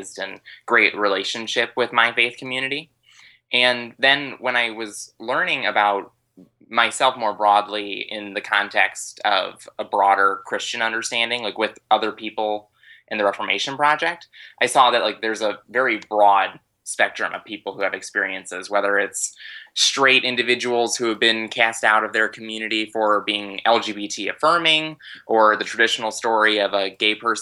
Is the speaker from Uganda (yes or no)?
no; Farmington, Michigan, United States; I'm originally from Farmington, Michigan, so like a suburb of Metro Detroit.